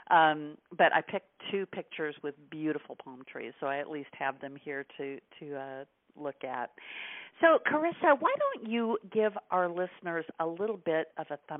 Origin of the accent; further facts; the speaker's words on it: Midwest, United States; moved away as an adult; also born or lived in Milwaukee, Wisconsin; now in Tampa, United States; I grew up in the Midwest and then lived in Milwaukee for a number of years.